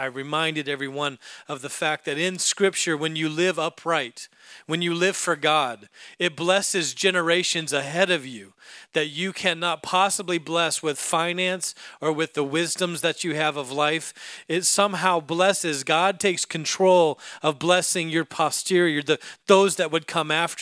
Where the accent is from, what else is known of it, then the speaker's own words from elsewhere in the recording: Alaska, United States; I was raised in Alaska